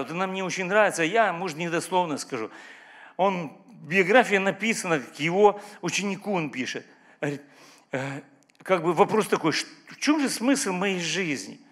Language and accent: Russian; Ukraine; Я украинец, вообще разговариваю по-украински